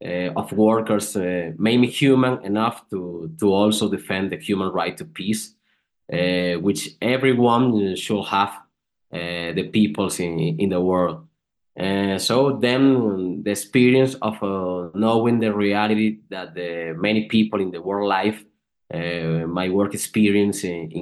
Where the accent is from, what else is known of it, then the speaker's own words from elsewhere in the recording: Venezuela; I'm from Venezuela. In general, I come from a family that was always linked to work for a solidarity with the poorest.